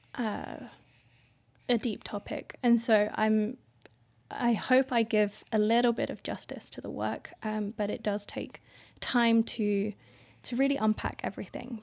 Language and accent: English; Indonesia; now in Gambia; I am from Indonesia. My dad is Indonesian and my mum is white English.